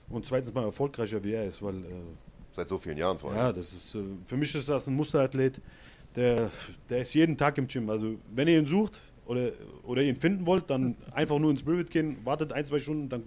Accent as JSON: {"language": "German", "region": "Hesse", "country": "Germany", "said": "ich komme aus Hessen, aber ich bin nach Saarland äh, ausgewandert"}